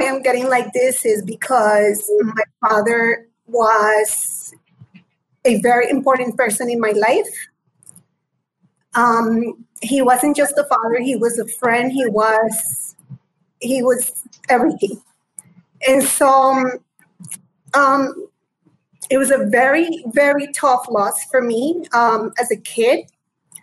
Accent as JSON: {"language": "English", "town": "Pereira", "region": "Risaralda", "country": "Colombia", "tie": "born or raised there", "said": "Colombia, where I was born. I was born in Colombia in a small city called Pereira"}